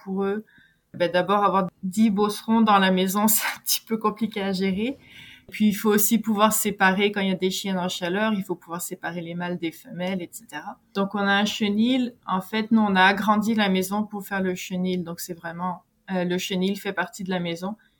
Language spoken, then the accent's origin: French; France; moved away as an adult; now in Quebec, Canada; je suis française, je vis au Québec depuis 17 ans